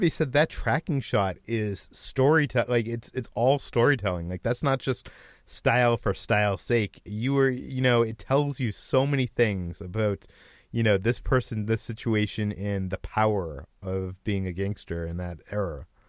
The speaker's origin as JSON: {"language": "English", "town": "Natick", "region": "Massachusetts", "country": "United States", "said": "I, I'm from Massachusetts, just out of Boston, in a little town called Natick that has a mall"}